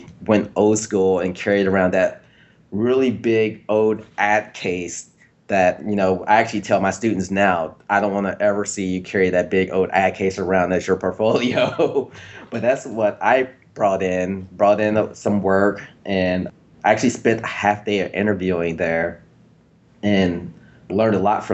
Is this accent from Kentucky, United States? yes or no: yes; Louisville, Kentucky, United States; moved away as an adult; also born or lived in Cincinnati, Ohio; now in Austin, United States; I'm originally from Louisville